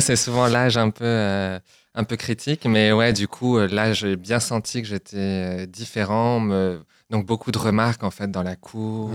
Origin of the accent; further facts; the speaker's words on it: Chartres, Centre-Val de Loire, France; moved away; also born or lived in Orléans / Germany; je suis originaire de Chartres. Je suis né à Orléans, mais après j'ai vécu à Chartres.